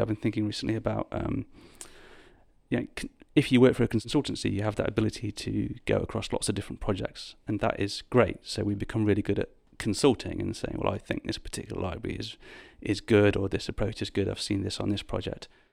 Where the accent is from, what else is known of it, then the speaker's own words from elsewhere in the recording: United Kingdom; moved away as an adult; also born or lived in Birmingham; now in London, United Kingdom; I'm from the Midlands, or as you would call it, the North, um, in the U K